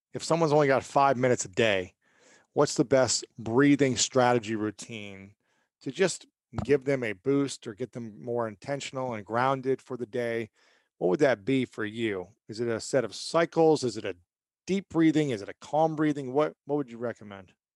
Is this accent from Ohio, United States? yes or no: yes; Ohio, United States; I'm from Ohio